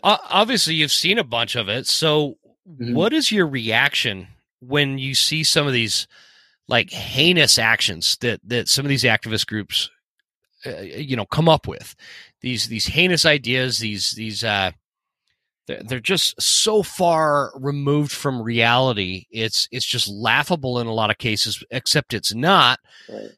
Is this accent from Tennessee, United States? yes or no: no; Utah, United States; I was raised in Utah